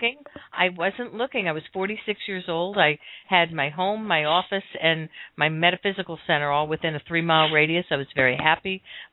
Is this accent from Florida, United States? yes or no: yes; Miami, Florida, United States; moved away; I was from Miami.